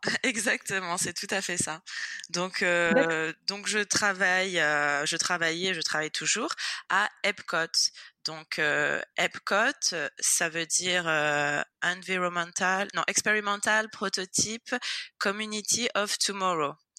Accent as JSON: {"language": "French", "town": "Nice", "region": "Provence-Alpes-Côte d'Azur", "country": "France", "tie": "born or raised there", "moved": "as an adult", "lives_now": "Florida, United States", "said": "je suis niçoise, donc je suis née à Nice. J'ai vécu 25 euh, ans à Nice"}